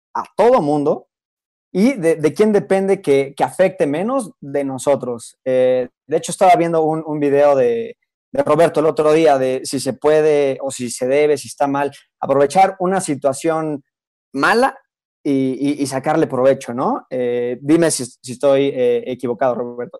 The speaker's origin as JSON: {"language": "Spanish", "country": "Mexico", "said": "en México yo no sé si tenemos la infraestructura"}